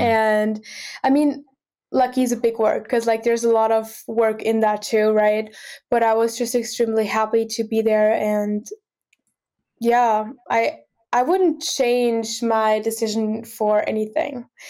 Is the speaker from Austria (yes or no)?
yes; Austria; now in Boston, United States; I'm originally from Austria